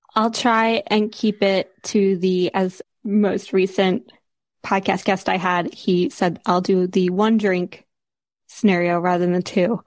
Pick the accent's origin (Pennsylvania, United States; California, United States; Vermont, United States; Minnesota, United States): Pennsylvania, United States; Philadelphia; moved away as an adult; also born or lived in New York / Seattle; now in Guernsey; I grew up around Philadelphia area